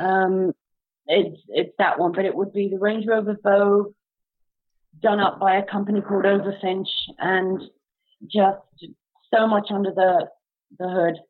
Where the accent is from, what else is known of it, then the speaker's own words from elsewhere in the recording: United Kingdom; now in Canada; in the UK